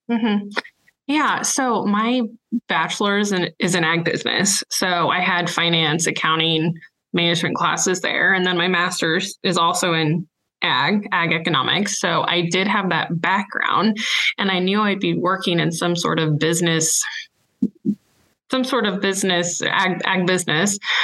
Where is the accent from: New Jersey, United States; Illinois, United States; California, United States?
Illinois, United States; moved away as an adult; now in Kansas, United States; I'm from Illinois, and I grew up on a grain and livestock farm there